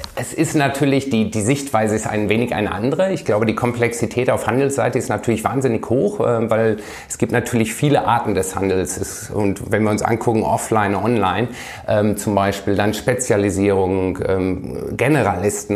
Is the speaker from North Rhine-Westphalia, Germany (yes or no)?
yes; Iserlohn, North Rhine-Westphalia, Germany; moved away; Ich komme aus Iserlohn, aus dem Sauerland, ist ja auch eine Eishockey-Hochburg. Ähm, ja. Ähm, wie gesagt, lange ähm, dort ähm, gelebt